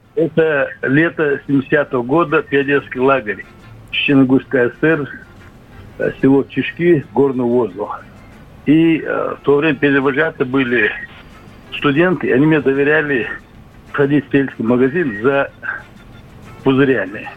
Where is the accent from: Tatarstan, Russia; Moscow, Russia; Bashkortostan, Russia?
Bashkortostan, Russia; moved away as an adult; now in Yekaterinburg, Russia; призывался я из Башкирии, Багульского района